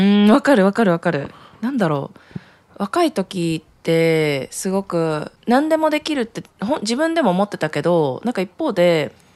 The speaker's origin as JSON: {"language": "Japanese", "country": "Japan", "tie": "born or raised there", "said": "私の場合もうなすごいど田舎で本当にコミュニティが小さいところで生まれ育って"}